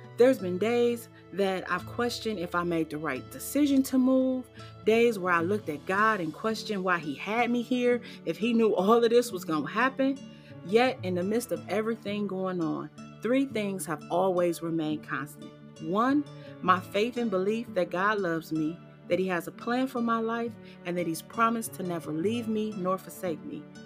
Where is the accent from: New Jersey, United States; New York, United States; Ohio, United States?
Ohio, United States; Cleveland; moved away as an adult; now in Charleston, United States; relocate from my hometown of Cleveland, Ohio to beautiful Charleston, South Carolina. So, this little black girl who grew up in the West 25th Projects